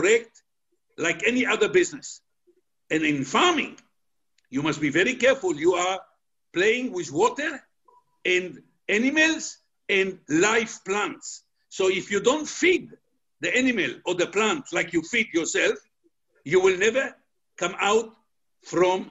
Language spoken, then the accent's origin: English; Israel; moved away; I'm originally from Israel